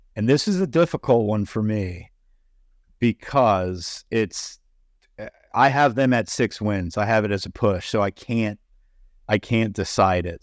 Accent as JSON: {"language": "English", "region": "North Carolina", "country": "United States", "said": "I'm from North Carolina."}